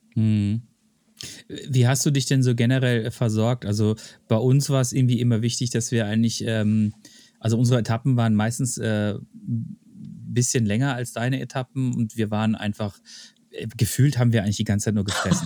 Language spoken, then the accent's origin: German; Germany; als Deutscher